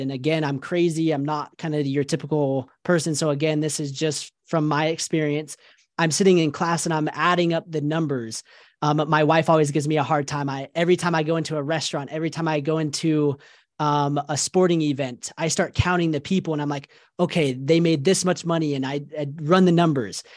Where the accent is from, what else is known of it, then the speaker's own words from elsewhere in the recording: Salt Lake City, Utah, United States; I grew up in Salt Lake City, Utah. I was born and raised here in Utah, and I've been here basically my entire life